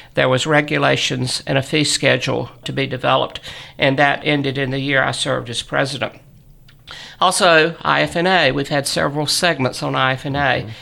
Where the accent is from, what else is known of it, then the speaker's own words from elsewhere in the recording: Southern, United States; accent: Southern; my Southern accent